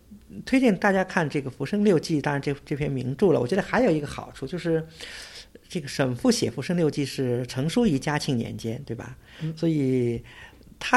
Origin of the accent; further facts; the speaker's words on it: Suzhou, Jiangsu, China; 作为一个苏州人吧，作为熟悉这些园林或者熟悉这些地名的这个一个一位苏州人